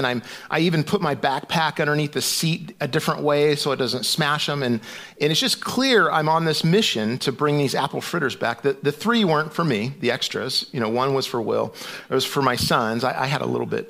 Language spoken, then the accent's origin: English; West Coast, United States; moved away as an adult; now in Kansas City, United States; I'm from the West Coast, and so we've been here about a little over four and a half years.